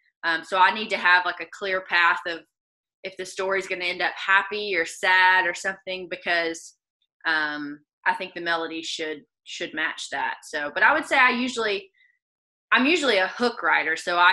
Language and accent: English; the South, United States; accent: southern; because especially with my southern accent, like I'll say won't is want